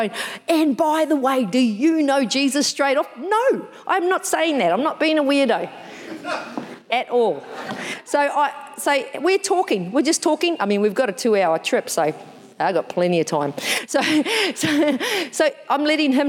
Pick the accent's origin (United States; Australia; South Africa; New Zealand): New Zealand; I'm from New Zealand, I'm a Māori